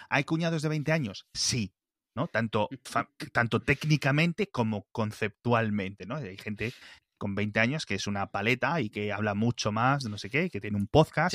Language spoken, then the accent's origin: Spanish; El Bierzo, Castile and León, Spain; yo que soy del Bierzo